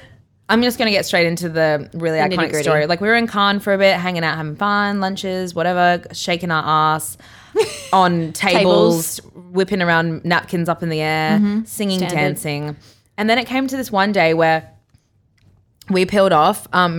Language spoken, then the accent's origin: English; Brisbane, Queensland, Australia; Like, I grew up on Brisbane River. Like, I know how to drive a jet ski.